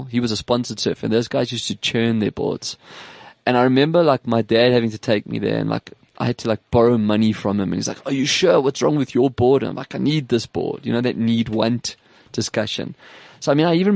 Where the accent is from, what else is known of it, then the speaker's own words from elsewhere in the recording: Durban, KwaZulu-Natal, South Africa; now in Johannesburg, South Africa; I used to live in Durban. I grew up in Durban